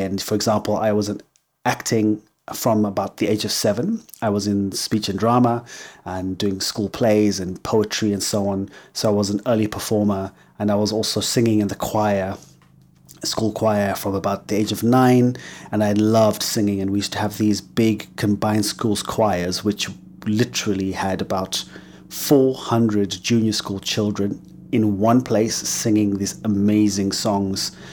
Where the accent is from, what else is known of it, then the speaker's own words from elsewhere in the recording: Harare, Zimbabwe; first language English; moved away; also born or lived in England; So, I was born in Zimbabwe. I was raised in Zimbabwe, in Harare, which is the capital city.